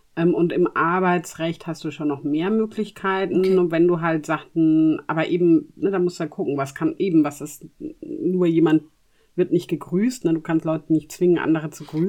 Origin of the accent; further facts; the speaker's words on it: Germany; bei uns in Deutschland